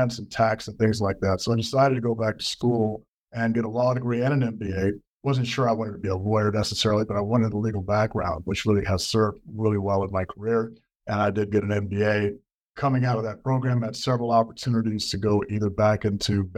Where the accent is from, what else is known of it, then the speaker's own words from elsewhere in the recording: Washington, D.C. area, Prince George's County, Maryland, United States; moved away as an adult; also born or lived in Pittsburgh, Pennsylvania; now in Denver, United States; I'm originally from the Washington, D.C. area. Grew up there, D.C., Prince George's County, Maryland.